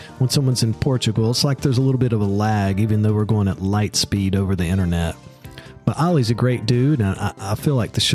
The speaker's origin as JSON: {"language": "English", "region": "the South", "country": "United States", "accent": "Southern", "said": "my Southern accent"}